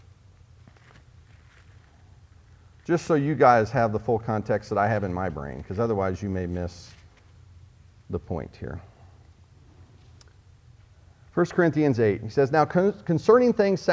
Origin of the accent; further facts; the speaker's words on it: Oklahoma, United States; in the Bible Belt where Jan and I grew up in Oklahoma